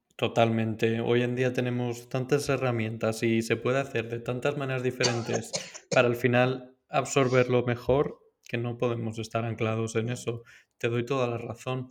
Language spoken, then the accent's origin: Spanish; Valencia, Valencian Community, Spain; En Valencia, yo soy de Valencia